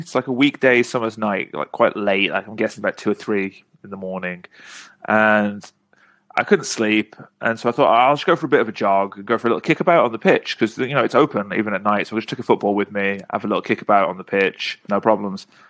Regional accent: England, United Kingdom; moved away; just being an English person who speaks Korean

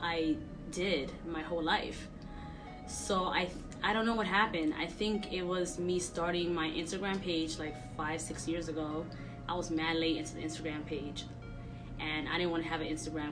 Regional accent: New York City, New York, United States; My parents always put me in, in programs growing up in Sunset Park, Brooklyn

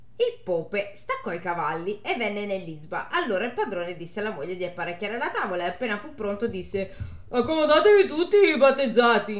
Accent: Milan, Lombardy, Italy; sono di Milano.

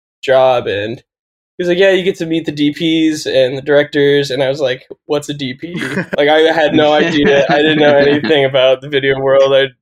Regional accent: Dayton, Ohio, United States; also born or lived in Columbus, Ohio; I grew up in Dayton, Ohio, and then moved to Columbus when I went to Ohio State

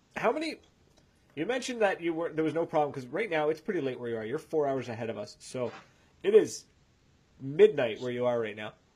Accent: the Maritimes, Canada; we're from the Maritimes

